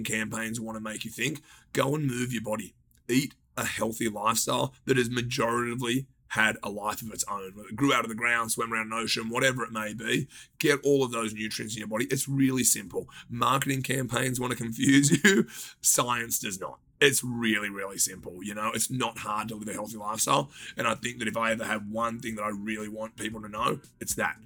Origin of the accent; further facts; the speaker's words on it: Australia; moved away as an adult; now in Los Angeles, United States; We always thought we were going to live by the beach because just being Australian.